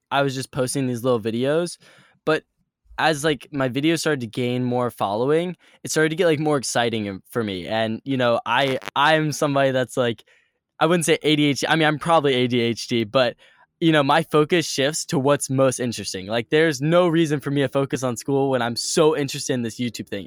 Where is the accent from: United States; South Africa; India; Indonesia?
United States; Richmond, Virginia; moved away as an adult; my hometown is Richmond, Virginia, and it is just a cool little town in Virginia, and I grew up